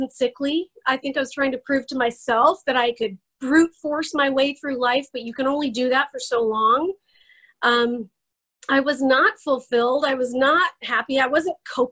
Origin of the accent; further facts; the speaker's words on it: Idaho, United States; I am from Idaho. I live in the Boise area